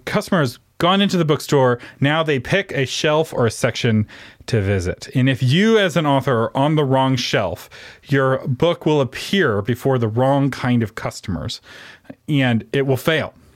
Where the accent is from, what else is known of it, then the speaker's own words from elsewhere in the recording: Texas, United States; I'm from Texas, where we don't really have train stations